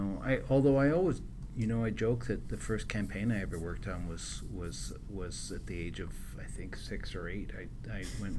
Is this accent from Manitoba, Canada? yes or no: yes; Winnipeg, Manitoba, Canada; But went to Winnipeg. So yeah. I feel like I grew up in Winnipeg